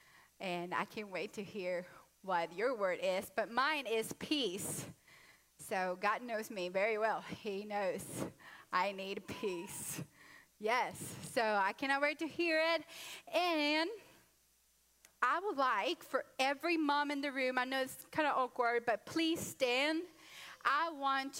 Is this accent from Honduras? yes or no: yes; Honduras; I'm Latino from Honduras